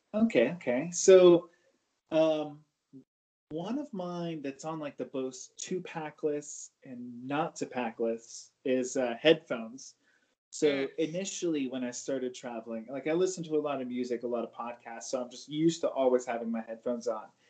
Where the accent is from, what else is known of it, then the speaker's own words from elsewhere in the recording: California, United States; moved away as an adult; now in Denver, United States; I am from California